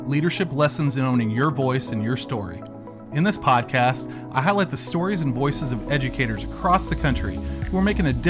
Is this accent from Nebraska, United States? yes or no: yes; Nebraska, United States; accent: Nebraska Midwestern; my Nebraska Midwestern accent